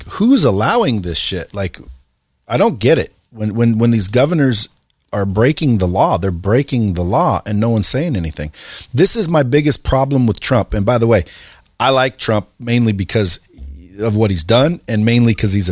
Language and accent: English; Oregon, United States; I grew up in Oregon